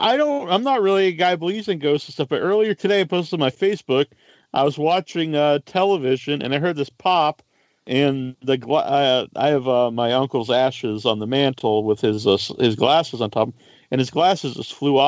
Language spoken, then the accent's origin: English; New Orleans, Louisiana, United States; We're from New Orleans.